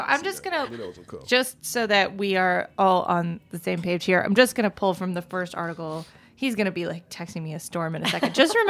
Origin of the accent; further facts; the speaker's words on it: Maine, United States; I'm from Maine.